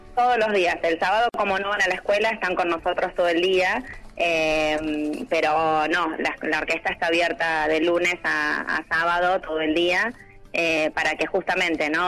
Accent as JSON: {"language": "Spanish", "town": "Chascomús", "region": "Buenos Aires Province", "country": "Argentina", "tie": "born or raised there", "moved": "as an adult", "said": "los niños de mi pueblo"}